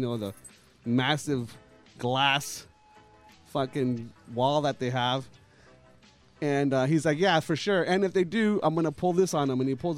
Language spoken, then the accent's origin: English; La Habra, California, United States; I grew up in La Habra.